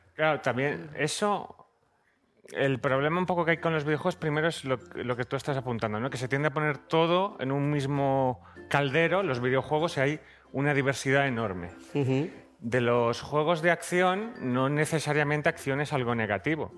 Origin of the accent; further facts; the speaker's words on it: Zaragoza, Aragon, Spain; soy de Zaragoza